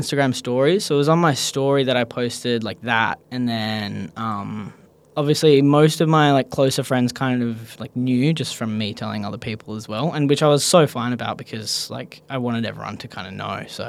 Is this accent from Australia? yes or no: yes; Perth, Western Australia, Australia; I grew up in Perth, Australia